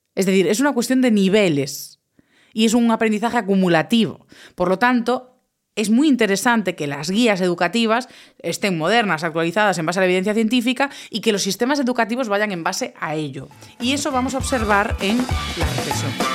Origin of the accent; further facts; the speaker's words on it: Galicia, Spain; mi tierra, en Galicia